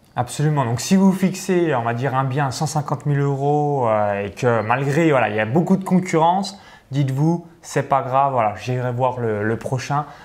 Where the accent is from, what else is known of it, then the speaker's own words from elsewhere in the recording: Chalon-sur-Saône, Bourgogne-Franche-Comté, France; je suis à, Chalon-sur-Saône, donc si vous regardez cette vidéo, je suis natif de Chalon-sur-Saône